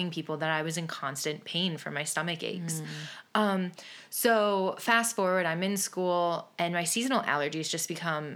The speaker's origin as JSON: {"language": "English", "town": "Willoughby", "region": "Ohio", "country": "United States", "said": "I am from Willoughby, Ohio, and a local to downtown Willoughby"}